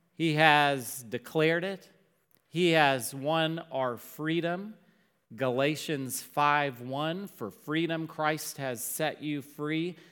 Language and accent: English; Dallas, Texas, United States; growing up in Dallas